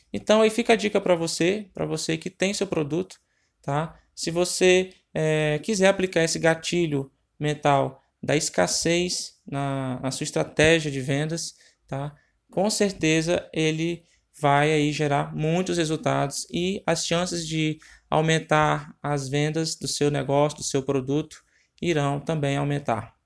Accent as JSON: {"language": "Portuguese", "region": "Ceará", "country": "Brazil", "said": "eu sou do estado do Ceará"}